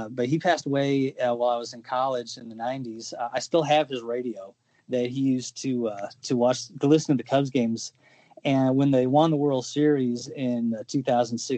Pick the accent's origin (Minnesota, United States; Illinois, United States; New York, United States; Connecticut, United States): Illinois, United States; Chicago; I grew up in Chicago on the north side